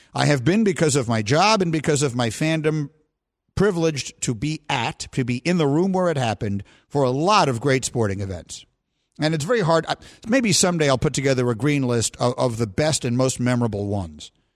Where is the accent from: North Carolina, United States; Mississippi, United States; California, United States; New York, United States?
New York, United States; I grew up in New York